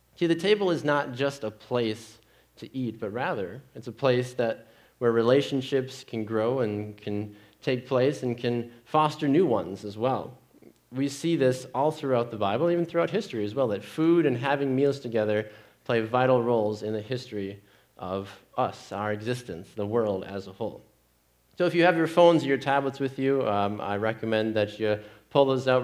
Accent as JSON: {"language": "English", "town": "Green Bay", "region": "Wisconsin", "country": "United States", "tie": "born or raised there", "said": "Growing up in Green Bay, Wisconsin, as a 10 year old boy"}